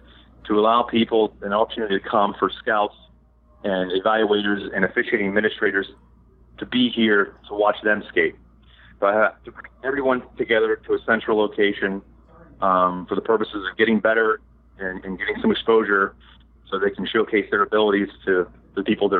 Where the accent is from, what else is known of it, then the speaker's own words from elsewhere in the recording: Pittsburgh, Pennsylvania, United States; I'm from Pittsburgh